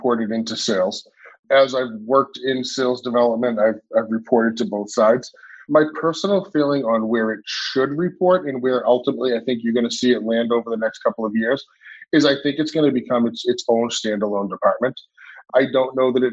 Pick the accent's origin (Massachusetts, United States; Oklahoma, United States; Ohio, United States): Massachusetts, United States; Boston; I grew up in Boston